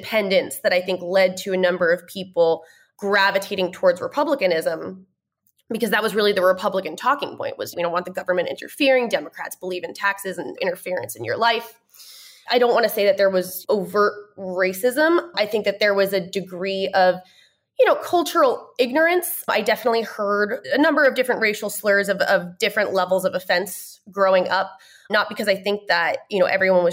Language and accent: English; Sussex County, Northwest New Jersey, United States; moved away as an adult; now in Washington, D.C., United States; I grew up in Northwest New Jersey.